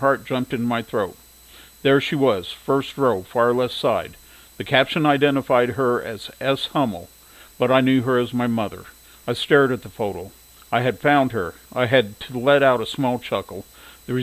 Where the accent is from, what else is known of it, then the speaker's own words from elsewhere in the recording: Topeka, Kansas, United States; when I was growing up in Topeka